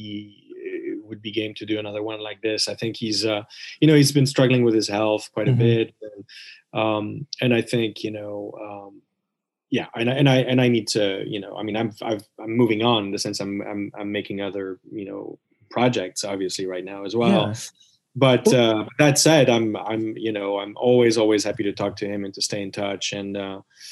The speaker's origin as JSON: {"language": "English", "country": "Switzerland", "tie": "born or raised there", "said": "growing up in Switzerland"}